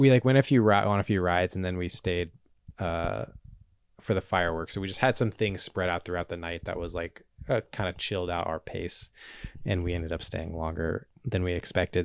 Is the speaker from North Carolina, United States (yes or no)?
yes; Charlotte, North Carolina, United States; now in Los Angeles, United States; growing up around Charlotte in a city kind of in the South